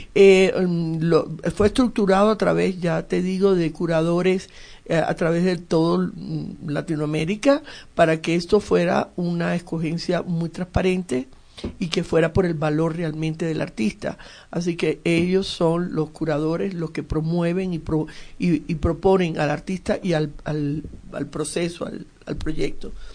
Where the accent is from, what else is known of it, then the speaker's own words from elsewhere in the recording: Venezuela; also born or lived in Cuba; Nací en Cuba y me fui a Venezuela desde muy niña.